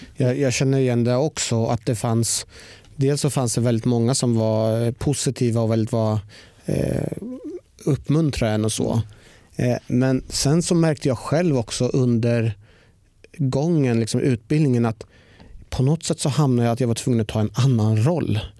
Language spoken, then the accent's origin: Swedish; Norrköping, Östergötland, Sweden; jag har ju växt upp igen eh, i Norrköping